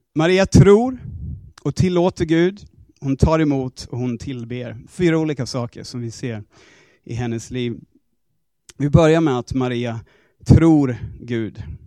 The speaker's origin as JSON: {"language": "Swedish", "country": "Australia", "second_language": "Swedish", "moved": "as an adult", "lives_now": "Sweden", "said": "alla mina grejer hemma i Australien"}